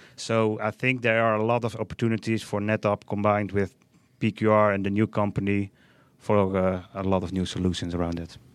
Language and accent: English; Netherlands; from the Netherlands